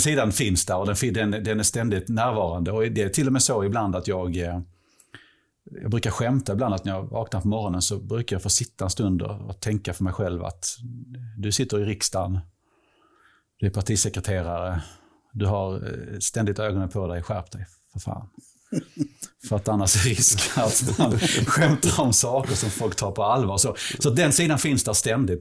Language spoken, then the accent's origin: Swedish; Helsingborg, Skåne, Sweden; jag är typ 50, jag är från Helsingborg